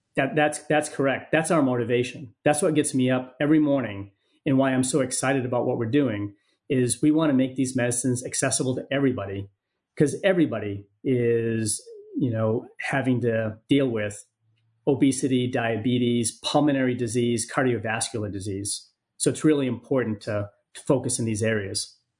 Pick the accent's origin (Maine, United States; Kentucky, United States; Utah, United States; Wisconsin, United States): Maine, United States; moved away; also born or lived in San Diego; my home state of Maine